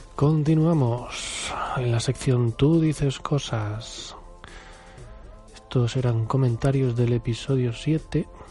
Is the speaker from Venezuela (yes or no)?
no; Spain; yo soy español, español, español, y creo que estoy orgulloso de ello